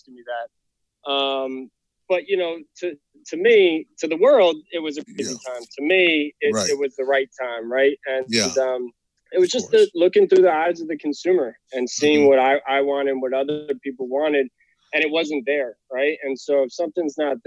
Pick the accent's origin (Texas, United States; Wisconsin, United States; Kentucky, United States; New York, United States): New York, United States; White Plains; moved away as an adult; also born or lived in Virginia; I grew up just outside of New York City, so 30 minutes north in White Plains, near Yonkers there